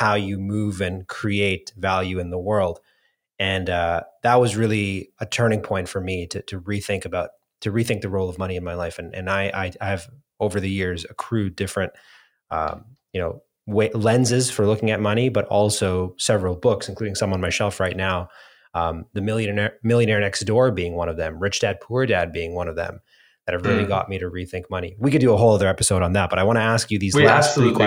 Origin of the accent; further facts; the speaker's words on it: Scarborough, Ontario, Canada; where I grew up in Scarborough, Ontario